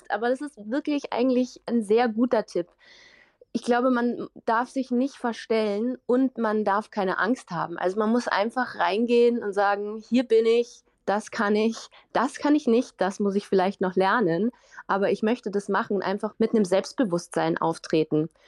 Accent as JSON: {"language": "German", "town": "Uffing", "region": "Bavaria", "country": "Germany", "said": "ich komme aus Uffing, kleines Dorf und irgendwie alle sagen, wow, du kannst so toll singen"}